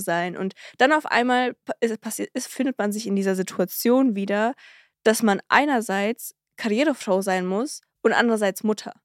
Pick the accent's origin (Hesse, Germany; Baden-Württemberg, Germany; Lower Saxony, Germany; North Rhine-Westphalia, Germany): North Rhine-Westphalia, Germany; Cologne; wir sind ja aus Köln